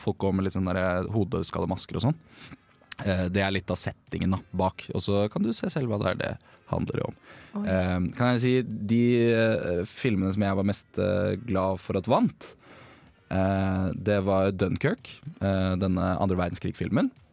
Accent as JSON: {"language": "Norwegian", "town": "Bærum", "region": "Akershus", "country": "Norway", "moved": "yes", "said": "min lokalavis hjemme i Bærumsland"}